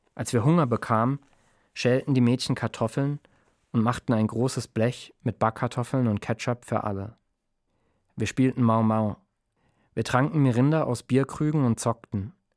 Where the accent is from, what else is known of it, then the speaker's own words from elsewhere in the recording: Mannheim, Baden-Württemberg, Germany; ich bin aufgewachsen in Mannheim